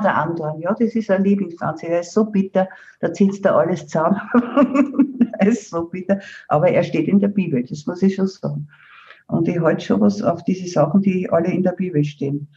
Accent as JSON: {"language": "German", "country": "Austria", "said": "bei uns in Österreich im Seewinkel"}